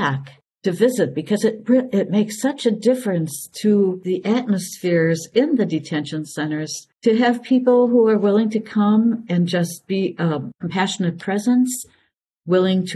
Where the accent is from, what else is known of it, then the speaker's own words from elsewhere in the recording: Milwaukee, Wisconsin, United States; moved away as an adult; also born or lived in Grand Rapids, Michigan / Superior, Wisconsin / Raymond, Minnesota / Clara City, Minnesota; I was born and raised in Milwaukee, Wisconsin